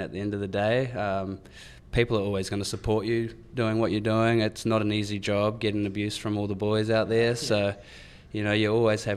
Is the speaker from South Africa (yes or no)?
no; New Zealand; now in Melbourne, Australia; they just see me as the Kiwi boy in stripes